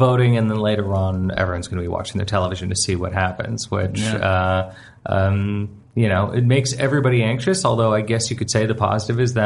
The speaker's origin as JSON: {"language": "English", "country": "Canada", "said": "I'm a Canadian"}